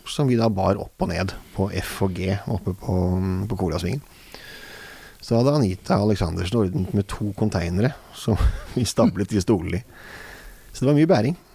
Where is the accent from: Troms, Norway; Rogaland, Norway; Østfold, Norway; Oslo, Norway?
Oslo, Norway; Og det er jo der jeg kommer fra